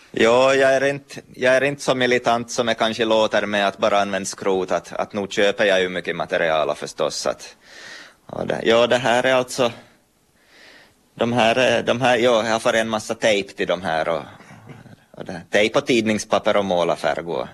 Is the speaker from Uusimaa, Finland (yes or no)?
no; Pedersöre, Ostrobothnia, Finland; moved away as an adult; also born or lived in Turku; now in Vörå, Finland; jag är från, från Pedersöre, Pormoheima. och jag, hörs väl på språket